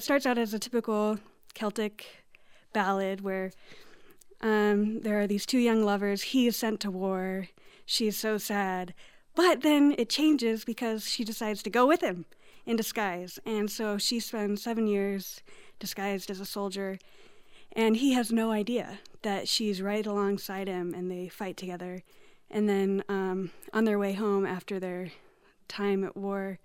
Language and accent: English; Utah, United States; moved away; also born or lived in Ireland; I'm from Utah